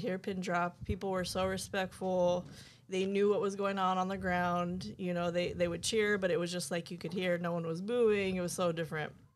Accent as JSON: {"language": "English", "region": "New Mexico", "country": "United States", "tie": "born or raised there", "also_born_or_lived": "Oakland, California", "moved": "as an adult", "said": "growing up in New Mexico, it's a small town"}